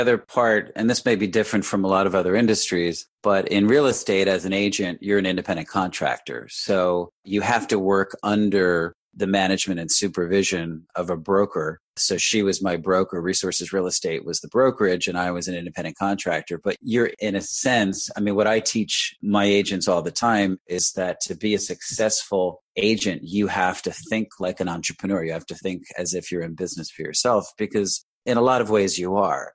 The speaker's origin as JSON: {"language": "English", "area": "Westchester County", "region": "New York", "country": "United States", "tie": "born or raised there", "also_born_or_lived": "Evanston, Illinois", "moved": "as an adult", "lives_now": "Monmouth County, New Jersey, United States", "said": "I grew up in Westchester County in New York"}